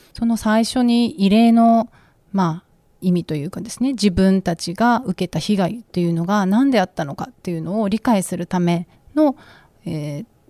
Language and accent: Japanese; Okinawa, Japan; 私も出身が沖縄で